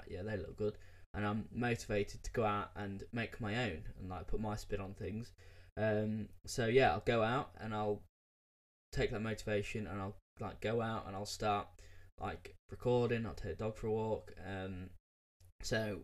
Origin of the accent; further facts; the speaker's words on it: United Kingdom; me being British